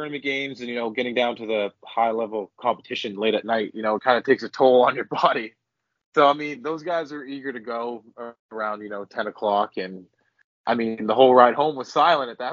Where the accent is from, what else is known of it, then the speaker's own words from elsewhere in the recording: Maine, United States; also born or lived in Canada; I'm a Mainer at heart. I've been here my whole life, and, you know, this is where I've grown up